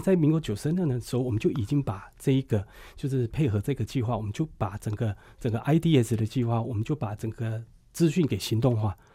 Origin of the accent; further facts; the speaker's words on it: Puli, Nantou County, Taiwan; 我家就在普里基督教医院的旁边，所以从小就在那边打棒球啊，还有这边玩耍